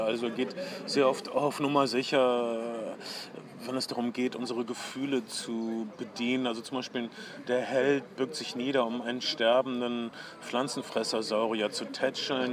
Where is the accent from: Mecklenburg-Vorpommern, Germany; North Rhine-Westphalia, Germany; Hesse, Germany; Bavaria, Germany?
North Rhine-Westphalia, Germany; Ostwestfalen-Lippe; Ich komme aus der Gegend Ostwestfalen-Lippe